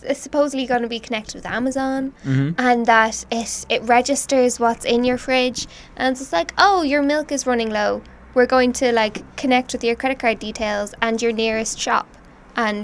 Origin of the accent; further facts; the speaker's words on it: Ireland; We're Irish.